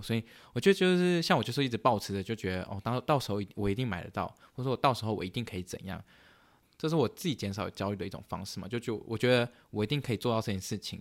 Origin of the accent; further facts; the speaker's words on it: Canada; moved away as an adult; now in United States; 我是加拿大人